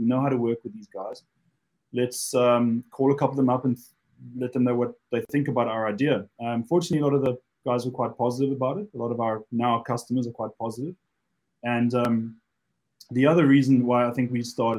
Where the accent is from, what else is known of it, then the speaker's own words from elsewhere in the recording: Cape Town, Western Cape, South Africa; moved away as an adult; now in United Kingdom; those of you who picked up the accent, I'm originally from Cape Town, South Africa. But I've been now in the UK almost 15 years